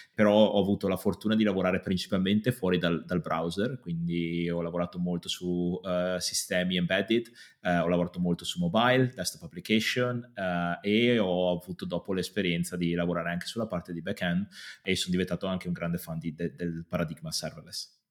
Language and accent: Italian; Padua, Veneto, Italy; moved away as an adult; now in London, United Kingdom; sono di Padova, ma mi sono spostato a Londra qualche anno fa, nove anni fa per l'esattezza